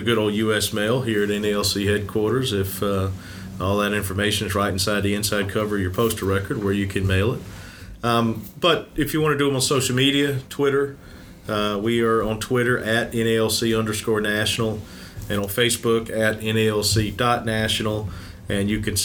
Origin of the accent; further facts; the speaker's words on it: Mississippi, United States; I'm from Mississippi